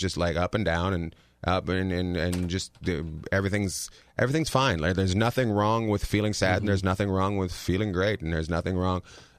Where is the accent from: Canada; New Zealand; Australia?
Canada; I grew up in Canada.